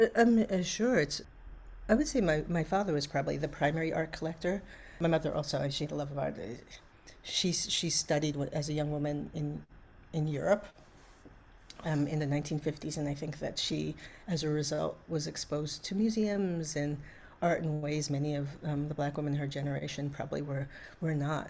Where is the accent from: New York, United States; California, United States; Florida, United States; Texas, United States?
New York, United States; New York City; I grew up in Brooklyn at the time